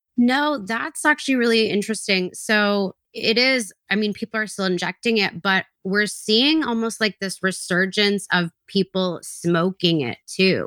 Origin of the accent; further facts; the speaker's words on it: British Columbia, Canada; I grew up in British Columbia